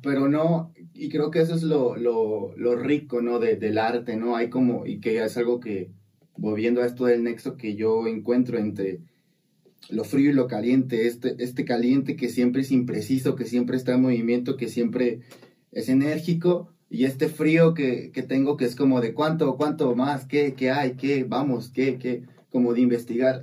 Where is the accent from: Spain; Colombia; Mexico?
Mexico; Coatzacoalcos, Veracruz; un colegio en el que yo asistía en Coatzacoalcos, ya de ahí soy de Coatzacoalcos